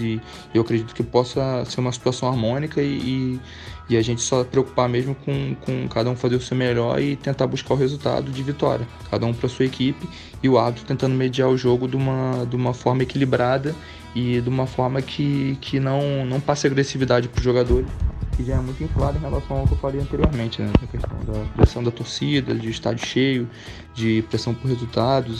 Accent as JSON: {"language": "Portuguese", "region": "Rio de Janeiro", "country": "Brazil", "moved": "yes", "said": "eu sou carioca, né, então ouvi as instalações irem crescendo e todo o processo de, de escolha do Rio como cidade e das construções esportivas que eram bem próximas à minha casa"}